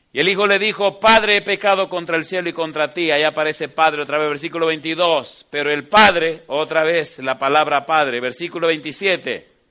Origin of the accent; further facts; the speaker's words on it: Dominican Republic; moved away; en la biblioteca que tengo allá en, mi país, en la República Dominicana